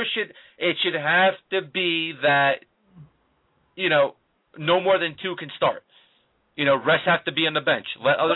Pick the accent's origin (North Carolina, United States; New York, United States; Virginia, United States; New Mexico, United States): New York, United States; New York City; Growing up in Brooklyn, we don't play much rugby.